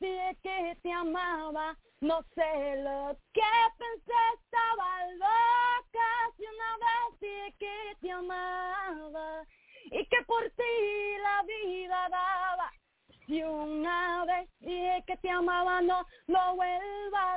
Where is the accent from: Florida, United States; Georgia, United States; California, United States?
Florida, United States; Miami; now in Orlando, United States; I am from Miami. I've been in Orlando at least a little most of my life.